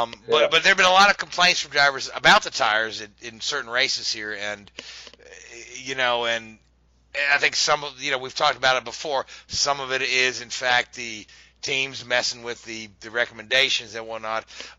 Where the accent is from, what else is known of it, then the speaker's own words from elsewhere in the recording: Kentucky, United States; there's a Toyo tire place right here near my hometown in Kentucky.